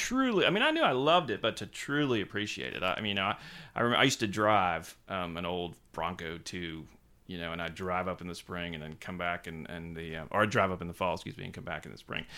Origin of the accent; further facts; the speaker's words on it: Savannah, Georgia, United States; moved away as an adult; also born or lived in Wilmington Island, Georgia / Vermont / New York; I was born and raised in Savannah, Georgia